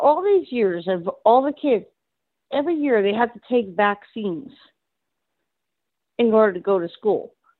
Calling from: New Jersey, United States; I'm calling from New Jersey.

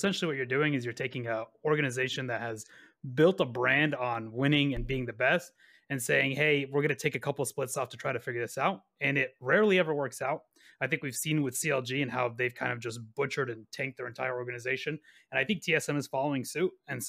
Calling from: Dallas, Texas, United States; Dallas, Texas.

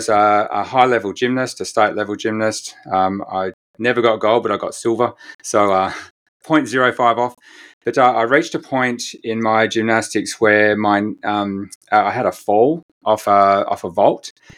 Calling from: Perth, Western Australia, Australia; So I'm joining you quite away from New Zealand. I'm in Perth, Western Australia.

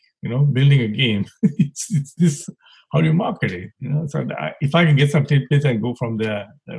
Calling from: Maryland, United States; I'm calling from the East Coast in D.C., near D.C. I live in Maryland, working in D.C.

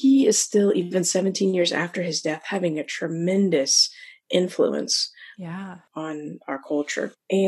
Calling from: Chesapeake, Virginia, United States; And I am joining you from Chesapeake, Virginia, on the coast, East Coast over here.

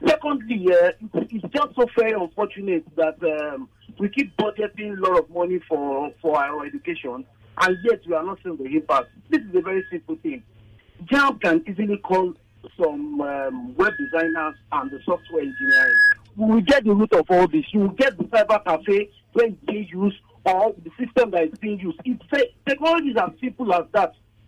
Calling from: Egbeda, Lagos, Nigeria; I'm calling from Egbeta.

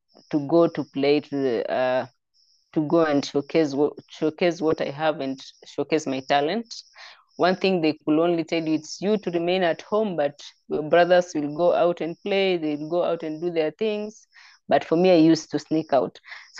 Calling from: Kitale, Rift Valley, Kenya; I'm an IOC Young Leader representing Kenya, and I'm calling from Kenya in a city called, in a town called Kitale. It's in the Rift Valley part of Kenya.

